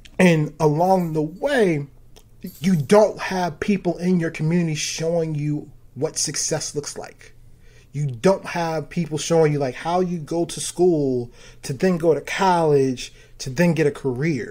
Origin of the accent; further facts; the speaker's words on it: Baltimore, Maryland, United States; I'm from Baltimore